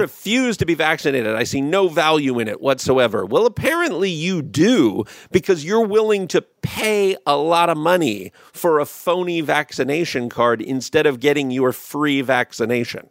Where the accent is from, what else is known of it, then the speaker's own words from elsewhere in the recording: United States; my obviously being American